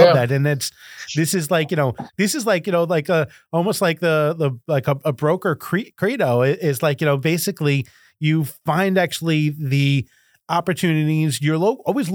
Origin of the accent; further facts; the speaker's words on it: New York, United States; I'm from New York